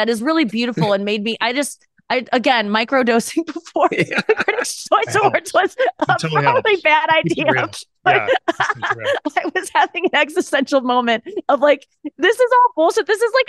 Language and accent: English; St. Louis, Missouri, United States; I still live in St. Louis. Yeah. I moved back during the pandemic and then I just stayed. That's my hometown.